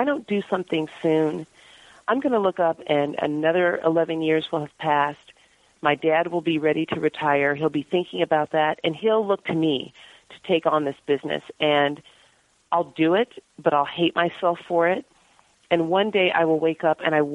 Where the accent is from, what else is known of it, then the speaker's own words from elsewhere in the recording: Palos Verdes, California, United States; moved away as an adult; now in San Francisco, United States; I grew up in Palos Verdes, went to Cal, lived elsewhere for a few years